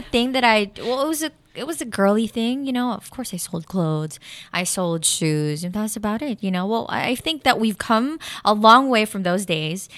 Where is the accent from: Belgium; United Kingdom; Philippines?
Philippines; I'm a Filipino